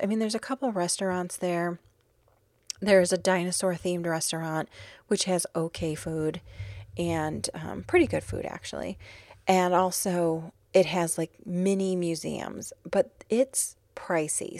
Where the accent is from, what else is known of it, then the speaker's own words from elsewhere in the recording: Chicago, Illinois, United States; now in New Orleans, United States; even though I'm originally from Chicago, I've claimed New Orleans as my hometown